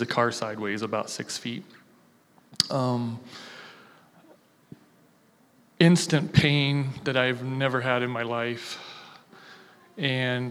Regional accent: Logan, Ohio, United States; I'm born and raised in Logan, Ohio

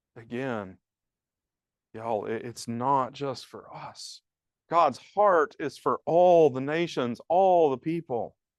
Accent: the South, United States; now in Laramie, United States; I grew up in the South

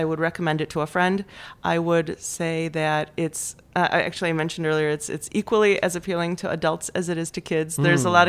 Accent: Michigan, United States; first language Polish; English is a second language; also born or lived in San Francisco / Los Angeles; I'm from here, but Polish was my first language.

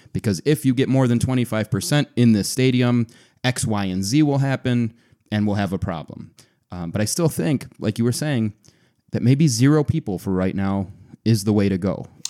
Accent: Buffalo, New York, United States; my hometown Buffalo Sabres

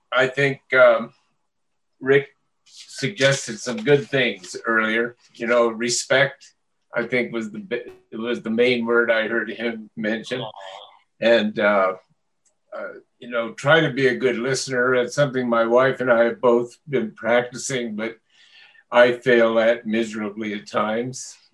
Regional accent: Las Animas, Colorado, United States; moved away; my hometown, Los Animas, down mm-hmm. by La Junta

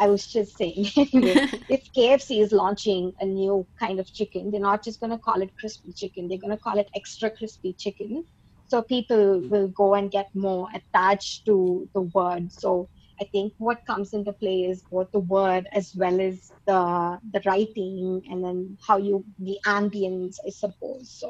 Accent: India; now in Melbourne, Australia; I am an Indian

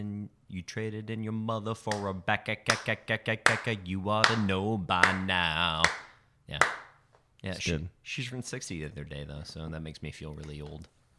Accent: Phoenix, Arizona, United States; moved away; also born or lived in Tucson / St. Louis; So I was born in Tucson and... I grew up a little bit in Phoenix, and then I moved to the Midwest for a bit and lived in St. Louis for a number of years

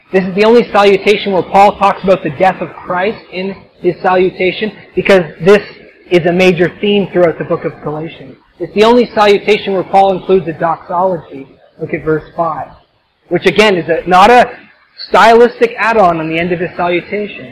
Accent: Canada; I'm Canadian

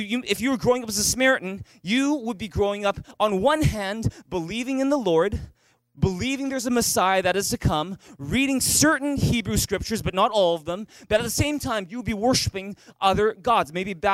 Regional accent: Vancouver, British Columbia, Canada; I was born in Vancouver and I grew up here. In fact, I was born just a few blocks away at Richmond General Hospital.

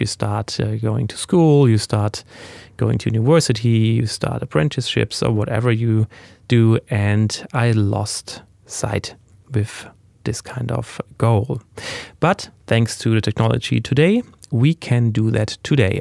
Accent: Germany; English is a second language; I was born in Germany and, uh, raised there

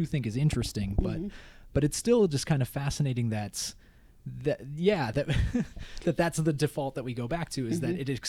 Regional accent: Minnesota and Wisconsin, Midwest, United States; accent: Midwest; now in Pittsburgh, United States; when I was growing up in Minnesota and Wisconsin

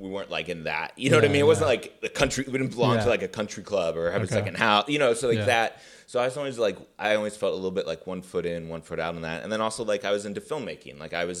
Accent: Glencoe, Illinois, United States; So I grew up in Glencoe, which is a suburb of Chicago.

